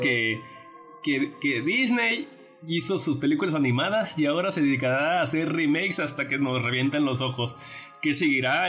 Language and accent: Spanish; Querétaro, Mexico; nosotros somos de Querétaro